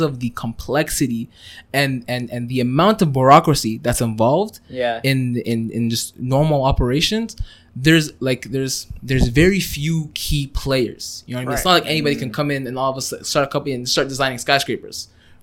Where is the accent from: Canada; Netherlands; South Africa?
Canada; also born or lived in Kuwait; I was born in Kuwait in 2000, literally right after the Gulf War